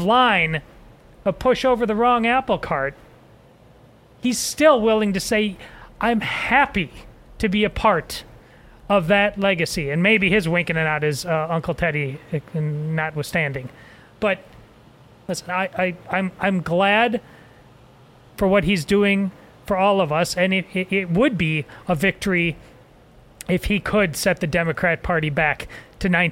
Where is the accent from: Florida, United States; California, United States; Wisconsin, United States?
Wisconsin, United States; Madison; moved away; I grew up in Madison, Wisconsin